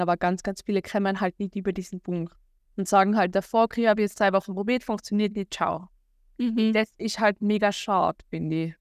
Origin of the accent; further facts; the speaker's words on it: Austria; accent: Austrian; komme aus Österreich, wie man unschwer überhören kann an meinem Dialekt